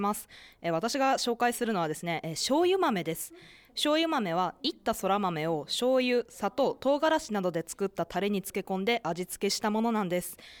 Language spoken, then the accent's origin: Japanese; Kagawa, Japan; 私は香川県出身なので